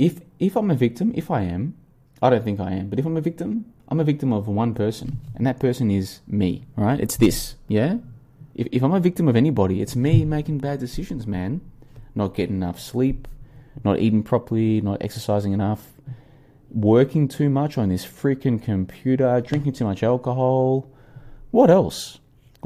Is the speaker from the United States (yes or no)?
no; Australia; moved away as an adult; now in Vietnam; this Christmas in 11 days' time will be my first ever Christmas in winter because I grew up in Australia.